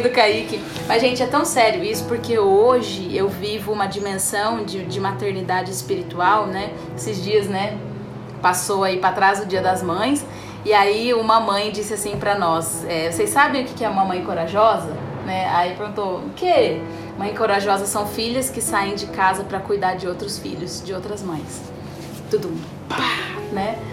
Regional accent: Sorocaba, São Paulo, Brazil; eu sou de Sorocaba

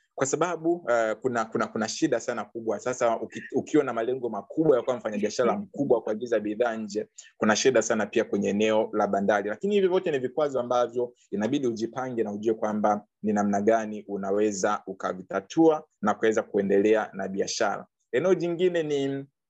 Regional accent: Bukoba, Kagera, Tanzania; now in Dar es Salaam, Tanzania; kule kwetu labda uh, uh, Bukoba

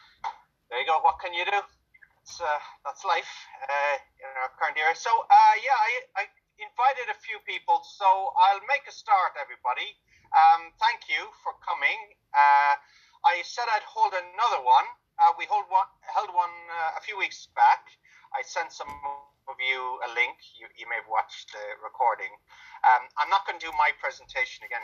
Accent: Ireland; I'm from Ireland

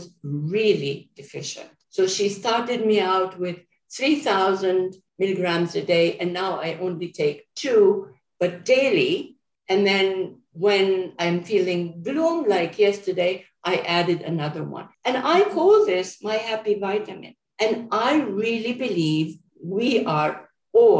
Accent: Jordan; moved away; I'm from Jordan, and I go visit my family at least once a year.

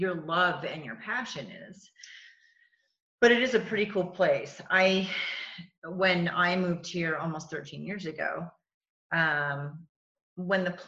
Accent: New England, United States; I'm from New England

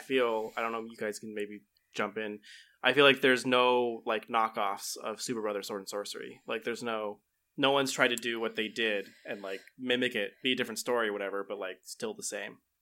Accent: United States; being an American

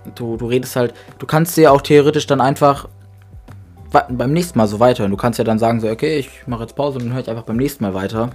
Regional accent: Grasberg, Lower Saxony, Germany; wir leben, wir leben schon immer auf dem Dorf

